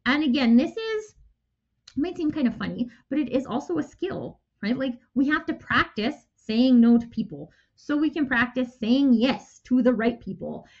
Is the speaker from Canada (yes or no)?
yes; Canada; I'm Canadian.